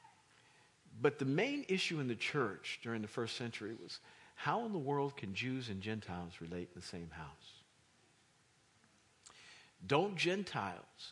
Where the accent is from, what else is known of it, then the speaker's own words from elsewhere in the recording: Kansas, United States; now in East Coast, United States; I'm not from here. I'm from Kansas.